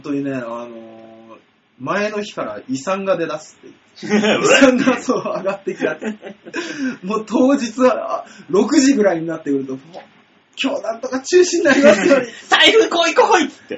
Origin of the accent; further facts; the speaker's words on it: Yasugi, Shimane, Japan; 僕の出身、今合併で安木市になってますけど、それの前は安木市から、あの、20キロだから、十、何キロ離れた、うんえー広瀬町、乃木郡広瀬町